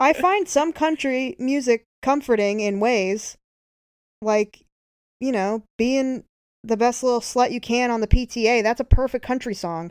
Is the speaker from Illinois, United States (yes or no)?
no; Oklahoma, United States; I grew up in Oklahoma